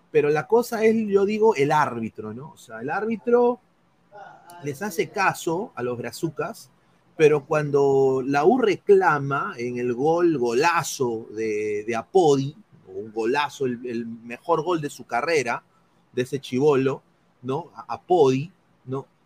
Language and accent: Spanish; Peru; porque al final todos somos peruanos, muchachos.